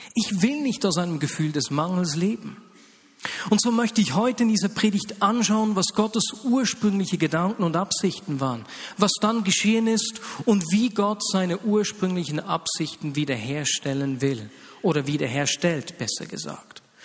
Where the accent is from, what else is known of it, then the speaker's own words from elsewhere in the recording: Switzerland; hier bei uns in der Schweiz